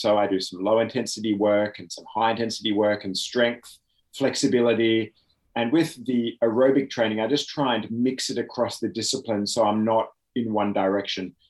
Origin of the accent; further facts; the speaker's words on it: Oxford, South East England, United Kingdom; now in Australia; I was born in Oxford, England.